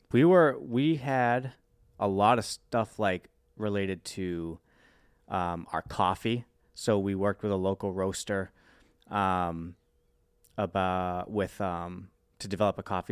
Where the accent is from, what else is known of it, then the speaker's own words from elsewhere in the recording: Worcester, Massachusetts, United States; born and raised in the Worcester, Massachusetts area